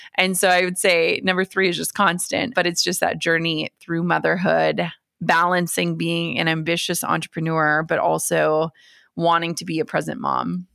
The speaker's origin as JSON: {"language": "English", "region": "Minnesota", "country": "United States", "tie": "born or raised there", "said": "I grew up in Minnesota."}